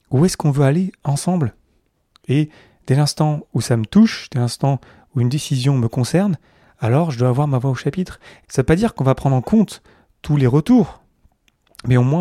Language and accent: French; France; also born or lived in Montreal, Canada / Zurich, Switzerland; Même si je suis français, en fait, j'ai fait Paris, Montréal, Zurich. J'ai pas fait Paris, euh, Montréal, Paris, Zurich.